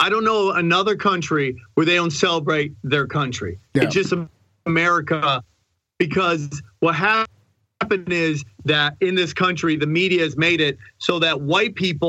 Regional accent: Canada; Love being Canadian.

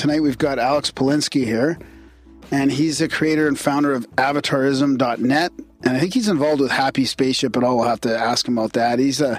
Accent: Canada; We are the Canadian guys

